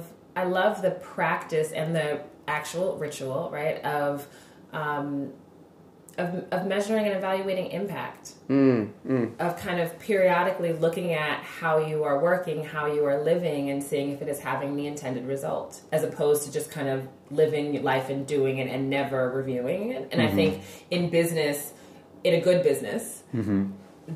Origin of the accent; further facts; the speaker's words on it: United States; an American-born Black person.